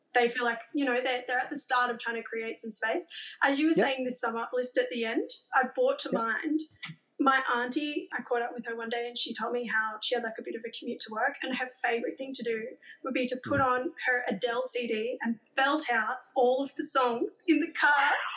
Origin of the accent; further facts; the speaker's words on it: Queensland, Australia; as a Queenslander